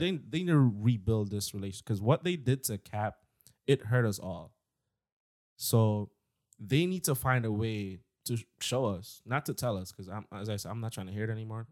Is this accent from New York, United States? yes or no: yes; New York, United States; I'm from New York